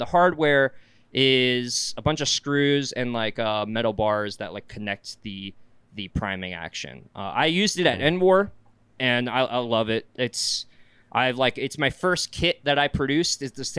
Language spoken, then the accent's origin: English; South Carolina, United States; moved away as an adult; now in Utah, United States; I'm from South Carolina.